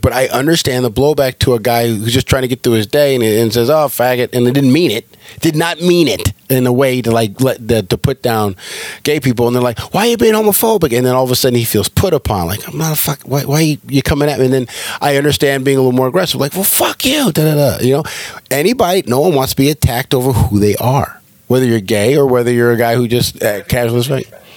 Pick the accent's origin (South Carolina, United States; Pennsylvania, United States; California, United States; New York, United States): California, United States; now in Georgia, United States; I'm a liberal from California.